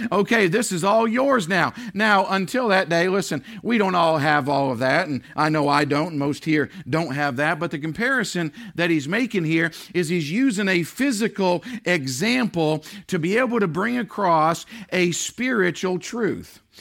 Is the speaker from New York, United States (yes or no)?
no; Maine, United States; now in New Hampshire, United States; We don't have it here in New Hampshire, but growing up in Maine